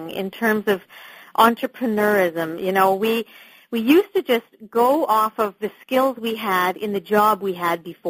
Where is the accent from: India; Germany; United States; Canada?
Canada; moved away as an adult; now in London, United Kingdom; I am actually a Canadian, but I am living in just outside of London, the U.K.